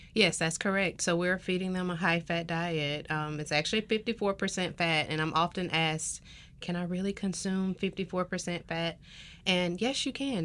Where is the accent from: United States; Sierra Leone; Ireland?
United States; Tuskegee, Alabama; moved away as an adult; now in South Carolina, United States; I am from Tuskegee, Alabama